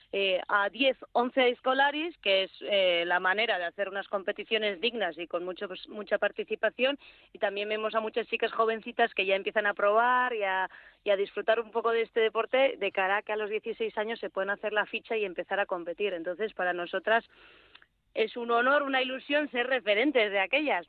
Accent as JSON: {"language": "Spanish", "region": "Navarre", "country": "Spain", "said": "yo soy muy navarra"}